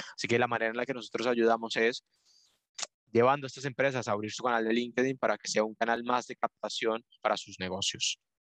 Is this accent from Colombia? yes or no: yes; Colombia; moved away as an adult; now in Spain; yo soy de Colombia. Ya llevo aquí en, España viviendo un poco más de, cinco años